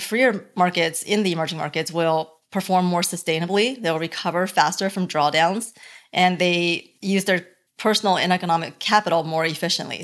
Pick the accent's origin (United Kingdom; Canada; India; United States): United States; Dallas or Plano, Texas; also born or lived in Beijing, China / Hong Kong; Dallas or Plano is where I grew up. before that, it would be Beijing